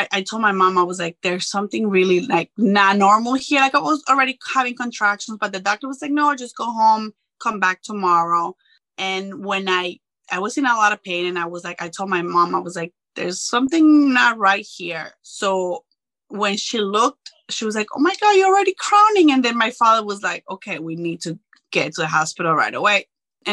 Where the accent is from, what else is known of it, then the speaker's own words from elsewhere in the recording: Colombia; moved away; I'm originally from Colombia